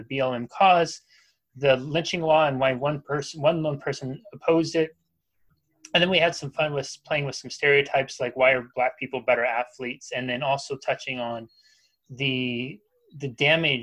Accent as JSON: {"language": "English", "region": "Pacific Northwest", "country": "United States", "tie": "born or raised there", "said": "growing up in the Pacific Northwest"}